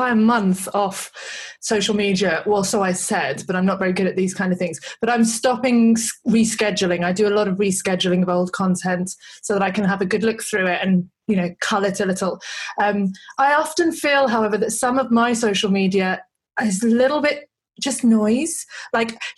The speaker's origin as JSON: {"language": "English", "country": "United Kingdom", "moved": "yes", "lives_now": "Australia", "said": "I'm British"}